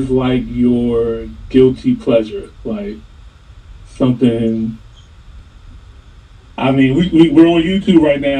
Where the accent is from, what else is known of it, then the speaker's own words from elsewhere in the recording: United States; So I'm from the United States, college grad, I'm in IT now.